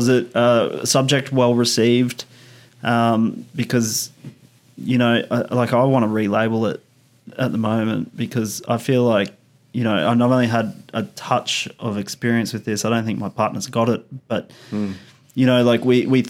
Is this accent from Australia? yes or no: yes; Australia; I'm Australian and I've been brought up in the 80s and the 90s